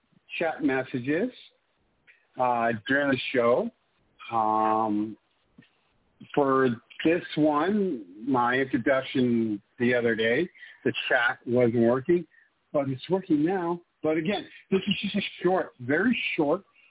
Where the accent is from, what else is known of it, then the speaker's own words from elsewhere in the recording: Calgary, Alberta, Canada; I'm born and raised Calgarian.